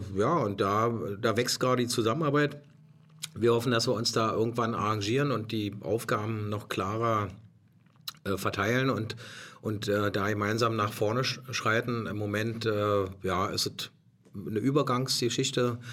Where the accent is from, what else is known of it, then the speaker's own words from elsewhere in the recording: Germany; also born or lived in Potsdam; als Deutscher